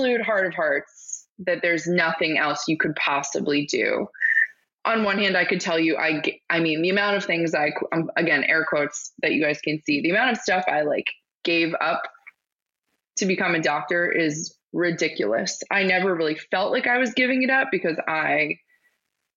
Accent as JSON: {"language": "English", "town": "Pittsburgh", "region": "Pennsylvania", "country": "United States", "said": "I'm from Pittsburgh"}